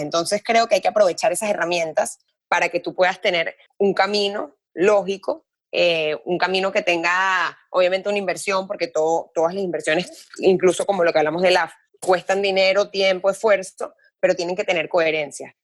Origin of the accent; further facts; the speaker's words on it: Caracas, Capital District, Venezuela; now in Miami, United States; yo nací en Caracas, pero mi familia es toda libanesa por todos lados.